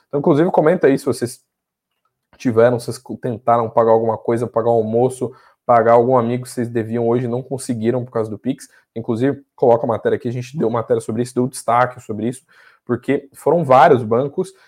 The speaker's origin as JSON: {"language": "Portuguese", "region": "Santa Catarina", "country": "Brazil", "tie": "born or raised there", "said": "minha terra, de onde eu nasci, lá de Santa Catarina"}